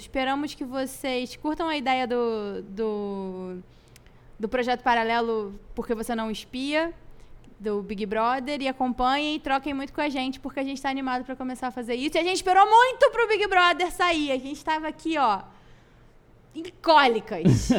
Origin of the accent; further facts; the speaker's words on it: Salvador, Bahia, Brazil; lá de Salvador, minha terra amada que eu amo